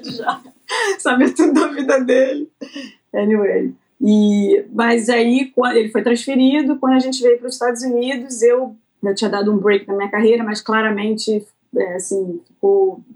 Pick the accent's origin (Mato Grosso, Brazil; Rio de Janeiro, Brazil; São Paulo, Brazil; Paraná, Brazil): Rio de Janeiro, Brazil; moved away as an adult; also born or lived in Florida / Connecticut / Australia; now in United States; sou carioca, nasci, obviamente, no Rio de Janeiro.